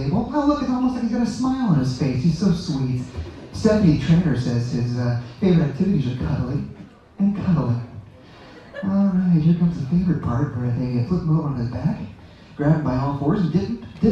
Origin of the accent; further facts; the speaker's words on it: Kansas, United States; I'm actually from Kansas